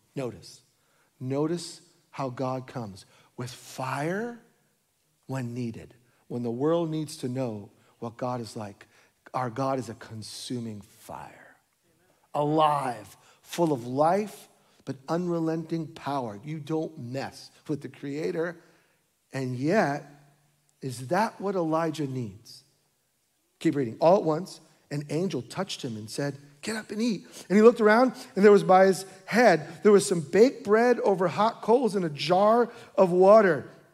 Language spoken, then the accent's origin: English; New York, United States; moved away; My wife and I were born and raised in New York